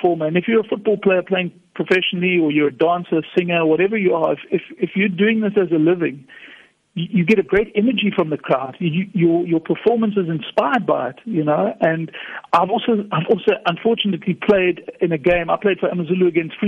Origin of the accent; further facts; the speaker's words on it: Durban, KwaZulu-Natal, South Africa; moved away as an adult; now in Cape Town, South Africa; So I'm a Durban boy, still living in Cape Town.